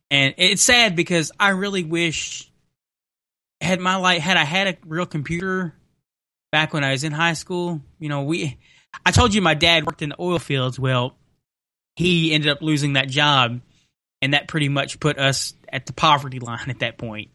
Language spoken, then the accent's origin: English; Henderson, Kentucky, United States; here in Henderson, Kentucky